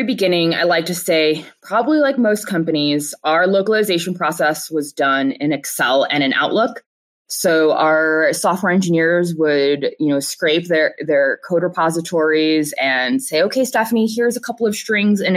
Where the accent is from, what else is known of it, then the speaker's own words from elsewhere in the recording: Chicago, Illinois, United States; now in Denver, United States; I'm originally from Chicago